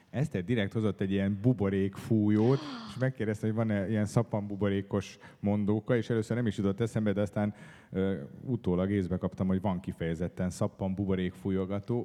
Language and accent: Hungarian; Budapest, Hungary; én egy városi gyerek vagyok, én itt születtem Budapesten, itt éltem több mint 30 évet